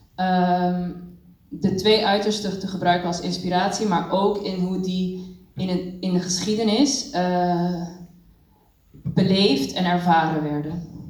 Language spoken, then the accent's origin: Dutch; Curaçao; moved away as an adult; also born or lived in Cuba; now in Netherlands; ik ben zelf geboren en getogen op Curaçao en kwam op mijn achttiende naar Nederland om dans te studeren.